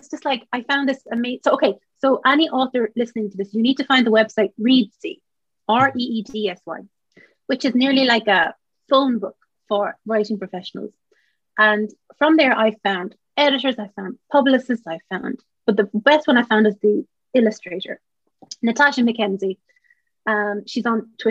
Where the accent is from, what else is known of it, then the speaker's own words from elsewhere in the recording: Ireland; as Irish writers